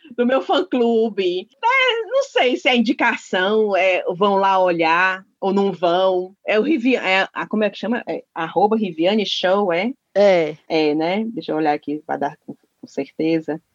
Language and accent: Portuguese; Ceará, Brazil; accent: cearense; o sotaque cearense ainda me, me, domina